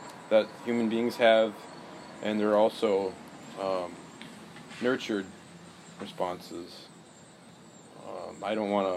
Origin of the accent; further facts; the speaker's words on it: Central Ohio, United States; I'm a resident of Central Ohio